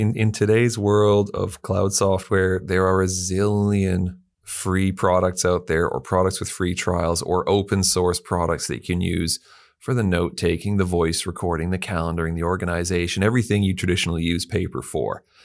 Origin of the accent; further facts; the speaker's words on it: Canada; now in Perth, Australia; being Canadian